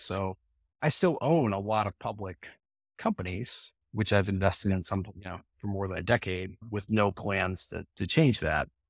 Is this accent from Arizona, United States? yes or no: no; Atlanta, Georgia, United States; growing up in Atlanta